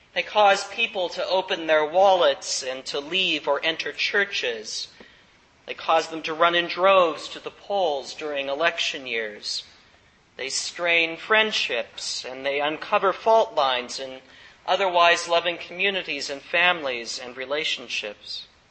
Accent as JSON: {"language": "English", "region": "the Bible Belt", "country": "United States", "tie": "born or raised there", "said": "I grew up in Bible Belt country, in the heyday of Jerry Falwell and other evangelicals"}